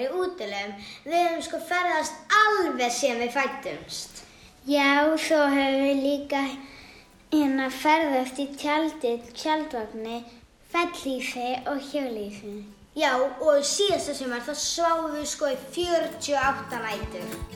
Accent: Keflavík, Southern Peninsula, Iceland; við erum frá Keflavík.

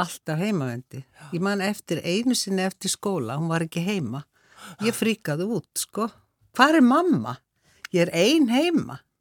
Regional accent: Reykjavík, Capital Region, Iceland; ég ólst upp á Háalitis, í Háalitiskverfinu, það hétt Háalitsvegur

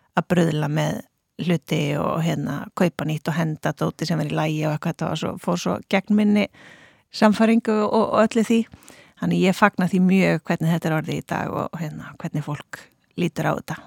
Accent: Reykjavík, Capital Region, Iceland; also born or lived in Denmark; now in Akranes, Iceland; ég er fætt hérna í Reykjavík uh, en flytt til Danmerkur þegar ég er innan við Árskömmul, þar sem ég bjó fyrstu sex árin.

